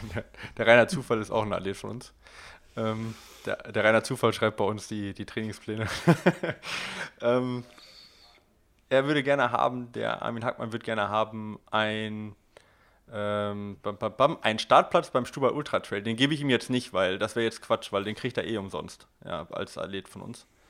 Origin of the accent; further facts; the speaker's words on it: Ruhr area, near Oer-Erkenschwick, North Rhine-Westphalia, Germany; direkt bei mir um die Ecke, wo ich geboren bin